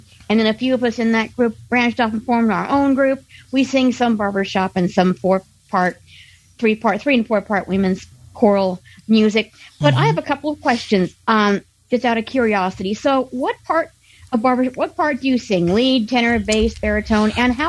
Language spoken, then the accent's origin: English; Sheridan, Wyoming, United States; I used to sing with a Sweet Adeline's group here in my hometown of Sheridan, Wyoming.